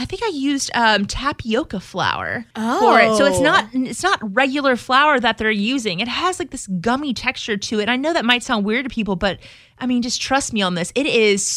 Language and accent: English; South Louisiana, United States; I'm from South Louisiana